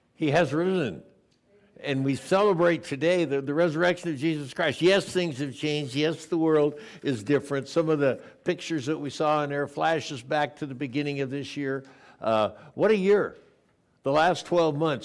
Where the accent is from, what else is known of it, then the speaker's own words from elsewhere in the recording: Coronado, California, United States; that's my hometown. I went to high school there